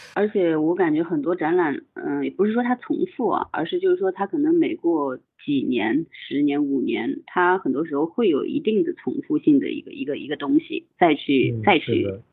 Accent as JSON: {"language": "Chinese", "town": "Nanjing", "region": "Jiangsu", "country": "China", "tie": "born or raised there", "said": "我一个在南京就生长这么多年的人"}